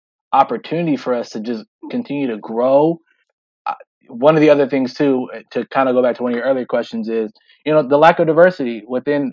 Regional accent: Sacramento, California, United States; moved away as an adult; also born or lived in Atlanta, Georgia; now in Eugene, United States; Lived my entire life, born and raised in Sacramento.

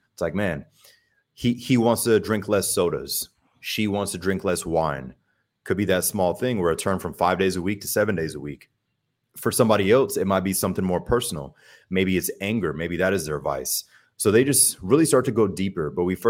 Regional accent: Germany; I think a major factor with that is growing up in Germany and traveling a lot, seeing different cultures really just opened my mind.

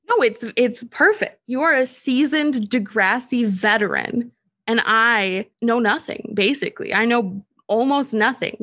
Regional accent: Minnesota, United States; I'm from Minnesota

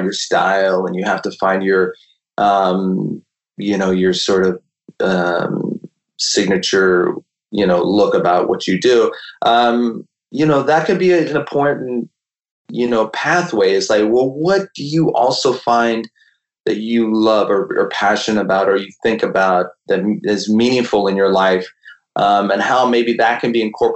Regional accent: California, United States; we grew up in California

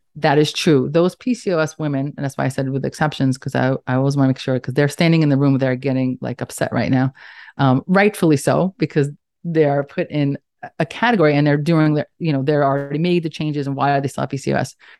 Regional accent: New York City, New York, United States; accent: Staten Island, New York; I'm in, in case you couldn't tell by my accent, Staten Island, New York.

